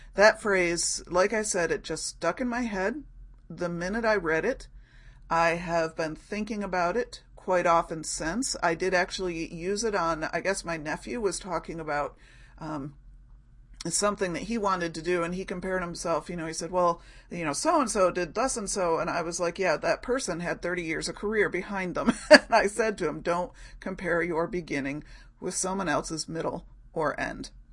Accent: Rochester, United States; here in my hometown, well, in my larger hometown, larger neighborhood of Rochester.

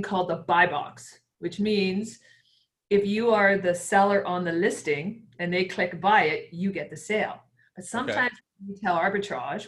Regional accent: Victoria, British Columbia, Canada; I'm from Victoria, British Columbia. I'm actually a police officer up here

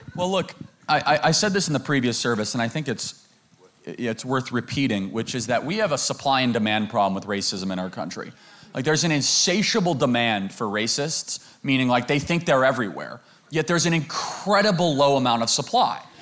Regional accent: United States; I grew up in America not too long ago in high school

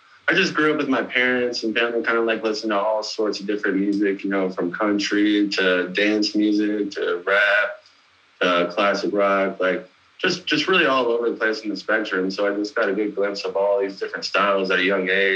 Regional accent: Rogers City, Michigan, United States; moved away as an adult; also born or lived in El Paso, Texas / Corpus Christi, Texas / Fort Collins, Colorado; now in Denver, United States; I'm originally from Rogers City, Michigan. Real small town, like 4,500 people.

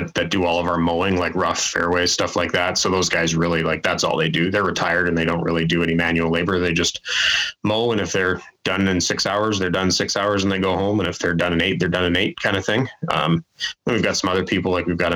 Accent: Calgary, Alberta, Canada; moved away as an adult; now in Winnipeg, Canada; I grew up in Calgary

